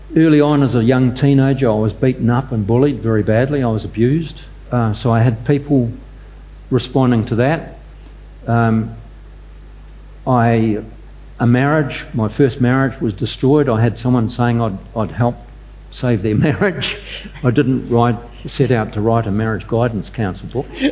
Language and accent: English; New Zealand; I'm a Kiwi